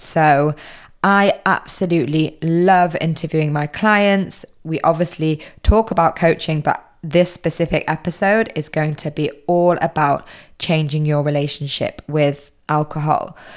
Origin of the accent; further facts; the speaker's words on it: United Kingdom; moved away; I'm originally British